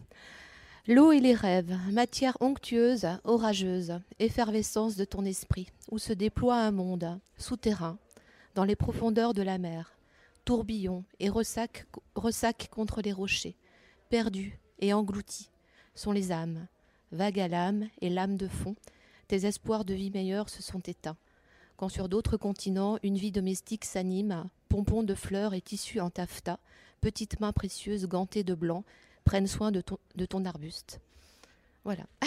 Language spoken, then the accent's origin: French; Breton, Brittany, France; je suis bretonne aussi, comme Géraldine